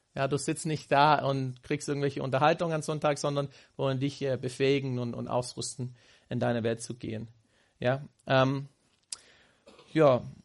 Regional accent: Houston, Texas, United States; German is a second language; moved away as an adult; meine Heimat gefragt haben in Houston

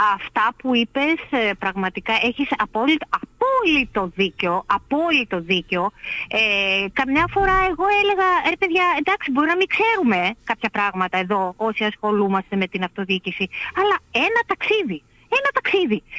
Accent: Lemnos, North Aegean, Greece; από τη Λίμνο, από τη Λίμνο

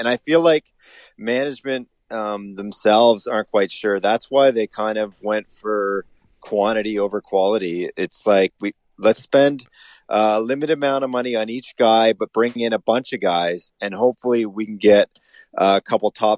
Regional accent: Collingwood, Ontario, Canada; my hometown of Collingwood, Ontario.

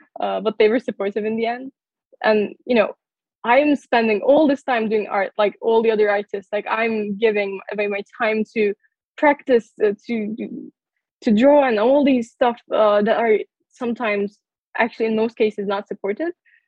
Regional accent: United States; born there; So I was born in the United States. So I had a citizenship and like I always wanted to study here.

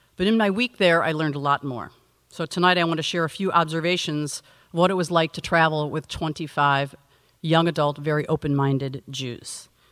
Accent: United States; as an American in Germany

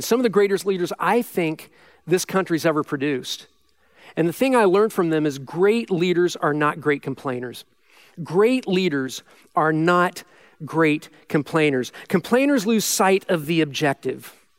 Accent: Midwest, United States; I'm born and raised in the Midwest

